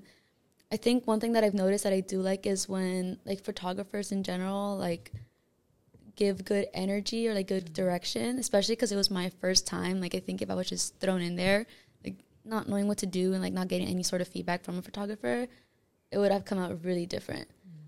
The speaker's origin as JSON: {"language": "English", "town": "Los Angeles", "region": "California", "country": "United States", "tie": "born or raised there", "said": "So, I'm originally from South Central LA. I was born and raised in LA as well."}